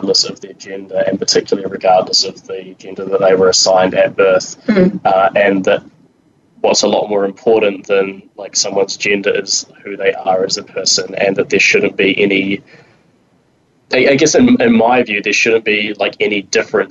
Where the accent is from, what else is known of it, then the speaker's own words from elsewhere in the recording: Wellington, New Zealand; I'm from New Zealand, from Wellington, the greatest city in the world